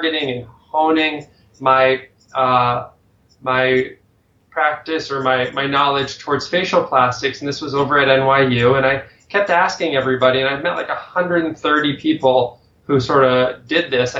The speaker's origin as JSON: {"language": "English", "region": "Connecticut", "country": "United States", "tie": "born or raised there", "said": "I grew up in Connecticut"}